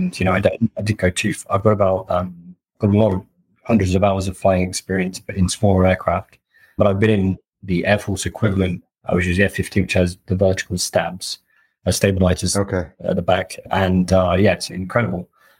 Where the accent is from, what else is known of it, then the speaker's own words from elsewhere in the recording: Wales, United Kingdom; born there; also born or lived in Riyadh, Saudi Arabia / Seattle, United States; So I was born in Wales, then moved to Riyadh in Saudi Arabia, and then very randomly, and then back to Seattle, then back to the UK, then back to all over the US.